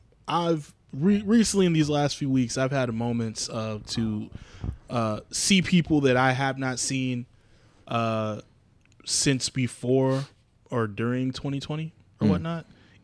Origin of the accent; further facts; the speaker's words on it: Abilene, Texas, United States; I had this idea of my hometown, my mom's hometown, Abilene, Texas. So that's where we have our reunions and stuff.